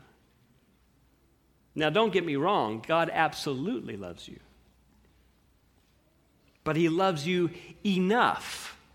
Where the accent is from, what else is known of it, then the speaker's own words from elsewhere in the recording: United States; as an American